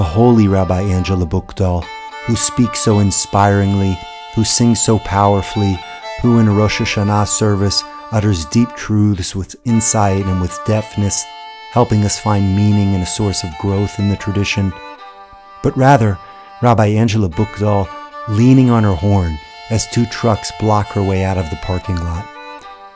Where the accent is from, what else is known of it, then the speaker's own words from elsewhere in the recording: Texas, United States; I'm from Texas